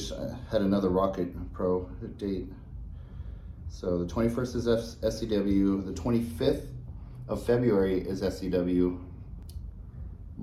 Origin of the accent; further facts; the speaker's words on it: Hawaii, United States; I am Hawaiian, born and raised